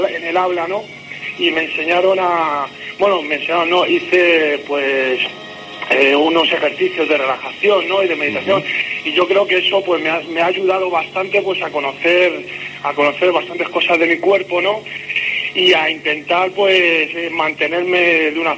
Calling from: Madrid, Community of Madrid, Spain; Yo te llamo aquí de Madrid.

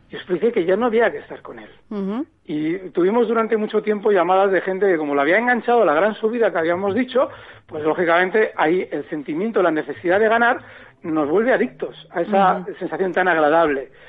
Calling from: Las Palmas, Canary Islands, Spain; Hola, buenas tardes. … de Las Palmas.

